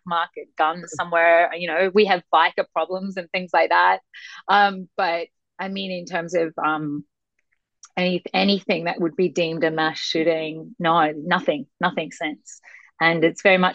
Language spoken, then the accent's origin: English; Sydney, New South Wales, Australia; moved away as an adult; now in United States; I'm from Sydney, Australia.